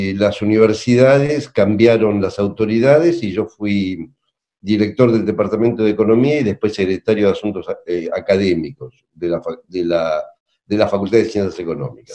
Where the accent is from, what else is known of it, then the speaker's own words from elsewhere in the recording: La Plata, Buenos Aires Province, Argentina; Yo soy de La Plata, vivo en La Plata